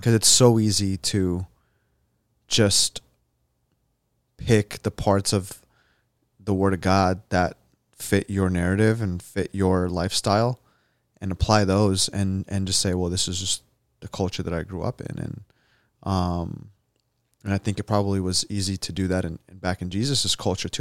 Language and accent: English; United States; I was born here.